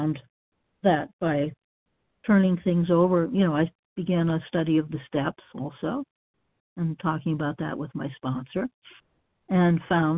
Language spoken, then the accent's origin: English; Massachusetts, United States; moved away as an adult; now in Florida, United States; I grew up in Massachusetts, and of course, Massachusetts is northern climate.